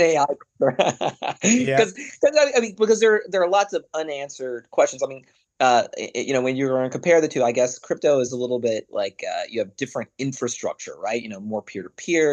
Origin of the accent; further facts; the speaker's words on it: Arkansas, United States; moved away; also born or lived in London; I'm a guy from Arkansas